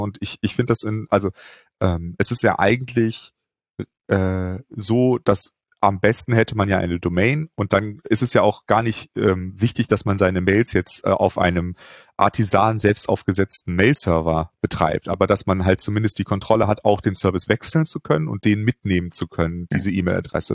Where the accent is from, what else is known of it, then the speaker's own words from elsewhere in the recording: Cologne, North Rhine-Westphalia, Germany; Ich bin ja in Köln äh, groß geworden